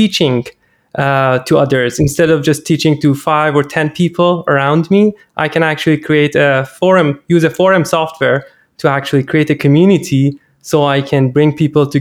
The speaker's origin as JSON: {"language": "English", "country": "Iran", "second_language": "English", "moved": "yes", "said": "I'm originally Iranian, and most of these things that I'm talking about are in my native language"}